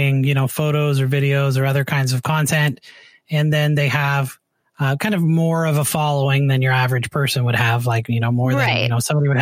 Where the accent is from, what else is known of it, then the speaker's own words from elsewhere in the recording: Canada; I'm from Canada